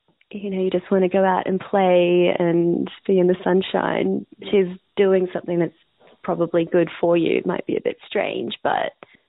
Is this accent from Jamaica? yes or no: no; India; And being an Indian woman in India, you're treated a certain way.